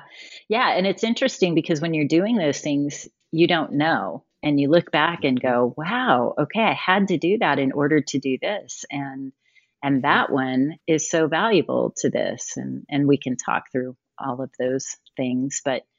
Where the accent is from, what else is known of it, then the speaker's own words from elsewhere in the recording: Colorado Springs, Colorado, United States; also born or lived in California; now in Denver, United States; Well, I was born in Colorado, so that makes that easy. I didn't have a choice, and I'm glad. I grew up in Colorado Springs, born at Penrose Hospital, for any of you listening who know Colorado Springs back in the 60s. I just gave away my age.